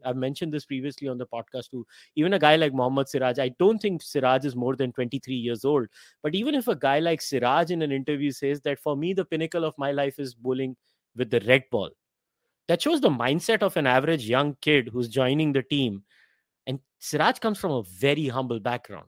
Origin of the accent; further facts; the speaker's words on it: Mumbai, Maharashtra, India; I'm from Mumbai